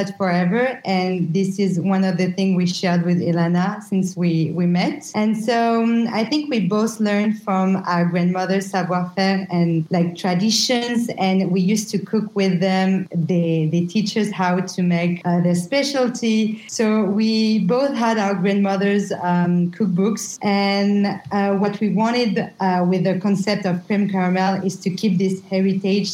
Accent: Paris, Île-de-France, France; moved away as an adult; also born or lived in New York; originally French, and I've lived in Paris forever

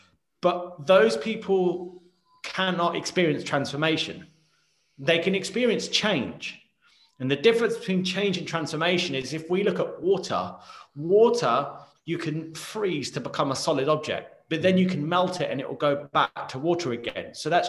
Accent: United Kingdom; Like, I know that I'm British. I know how to speak English.

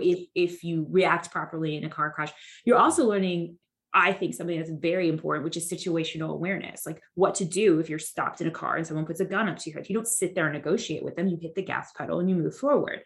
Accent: Santa Ana, California, United States; moved away as an adult; now in Texas, United States; the Santa Ana RA, you know, it's really my hometown

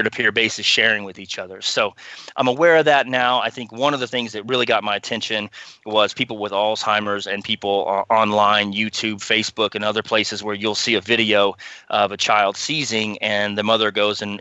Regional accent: Texas, United States; we grew up in Texas

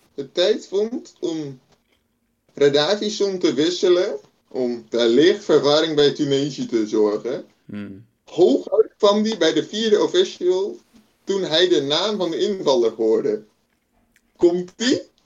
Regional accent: Netherlands; als Nederlanders

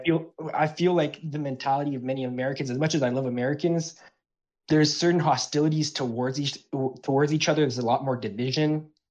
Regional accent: Canada; I'm actually from Canada

